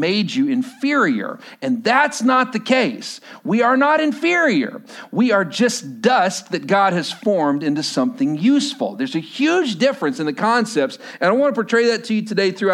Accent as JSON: {"language": "English", "town": "Lubbock", "region": "Texas", "country": "United States", "moved": "as an adult", "lives_now": "Washington, United States", "said": "Lubbock, Texas originally, but now we live here in Washington"}